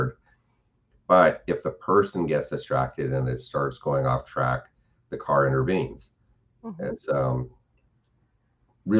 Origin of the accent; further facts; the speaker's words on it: California, United States; moved away; also born or lived in Florida; growing up in California